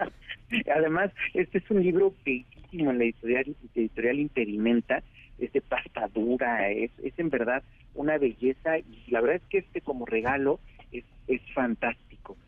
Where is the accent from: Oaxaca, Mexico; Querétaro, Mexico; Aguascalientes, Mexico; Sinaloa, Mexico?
Oaxaca, Mexico; mi pueblo de Oaxaca